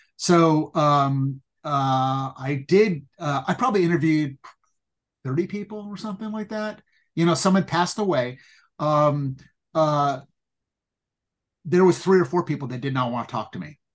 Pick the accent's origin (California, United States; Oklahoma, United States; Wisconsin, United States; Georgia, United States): California, United States; Pasadena; growing up in Pasadena